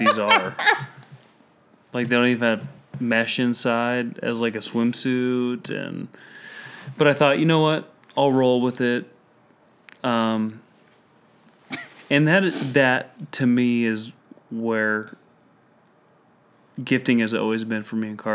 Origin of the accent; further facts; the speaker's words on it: Colorado, United States; moved away; I'm from Colorado